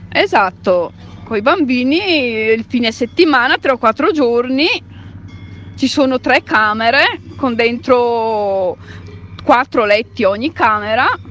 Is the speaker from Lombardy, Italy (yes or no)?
yes; Collio, Lombardy, Italy; siamo di Coglio